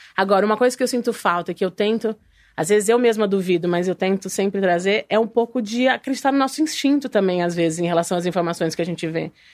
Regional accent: interior of São Paulo, Brazil; moved away as an adult; also born or lived in New York / Italy; sou do interior de São Paulo

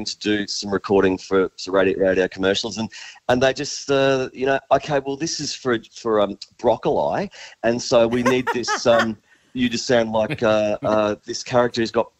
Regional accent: Gold Coast, Queensland, Australia; they filmed the first Scooby-Doo in my hometown on the Gold Coast.

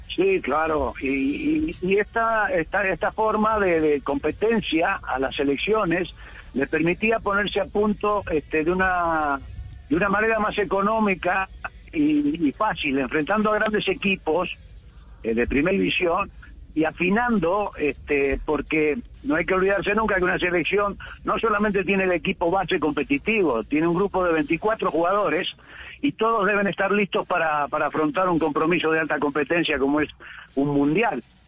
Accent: Argentina; moved away; also born or lived in Barranquilla, Colombia; para mí como argentino

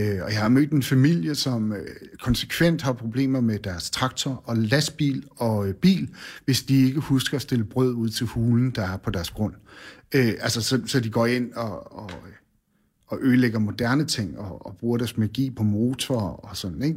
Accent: Bornholm, Capital Region of Denmark, Denmark; born or raised there; also born or lived in Randers

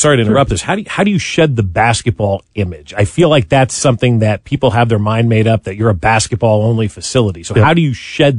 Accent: New Jersey, United States; now in Kansas City, United States; I grew up in New Jersey.

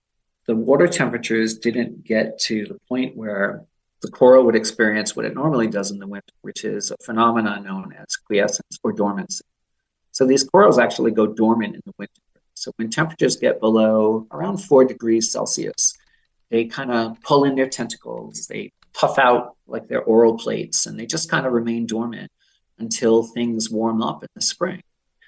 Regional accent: Massachusetts, United States; So for me, I'm local. I grew up in Massachusetts and I spent a lot of time on the beaches in Rhode Island.

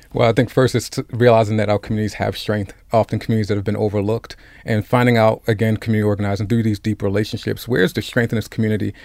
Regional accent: Baltimore, Maryland, United States; I grew up in Cherry Hill. I had the privilege of going to Poly High School and graduating and graduating from Morgan State

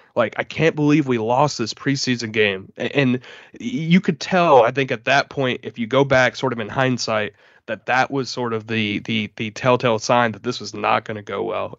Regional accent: Jacksonville, Florida, United States; growing up in Jacksonville

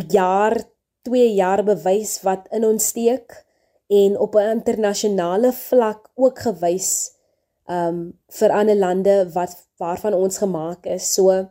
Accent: South Africa; as Suid-Afrikaanse burgers wat tans in die land woon

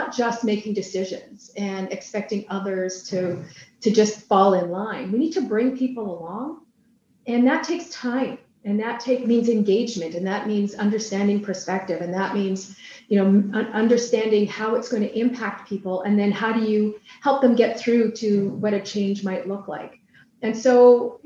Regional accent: British Columbia, Canada; we as British Columbians

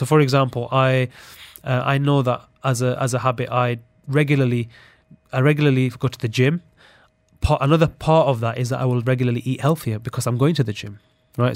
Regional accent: Sheffield, Yorkshire and the Humber, United Kingdom; growing up in Sheffield in the U K

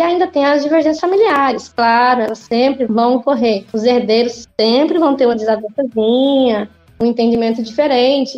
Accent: northern Goiás, Tocantins, Brazil; also born or lived in Porangatu?, Goiás (birthplace); eu fui criada no norte goiano, hoje então norte do Tocantins

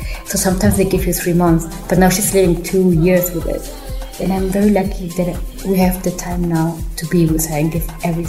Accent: Germany; English is a second language; Like, I grew up in Germany, so I'm very rational as well, you know, like.

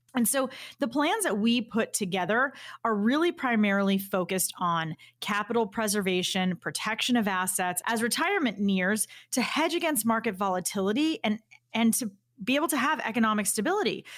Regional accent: Boston, Massachusetts, United States; as a Bostonian

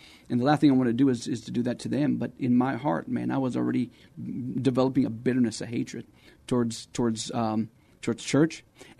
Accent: Texas, United States; also born or lived in Arizona; So I grew up around Texas, around Arizona, and, grew up in the church.

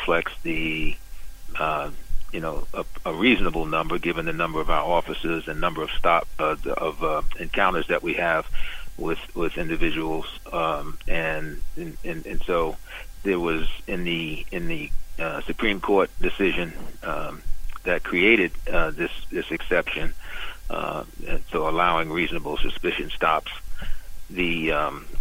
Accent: New York City, New York, United States; I grew up in Brooklyn in Bed-Stuy, Bedford-Stuyvesant

